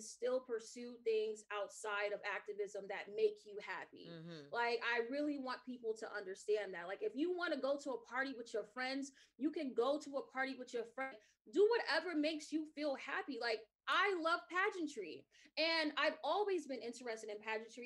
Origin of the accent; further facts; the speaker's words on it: New York City, New York, United States; growing up in Brownsville, Brooklyn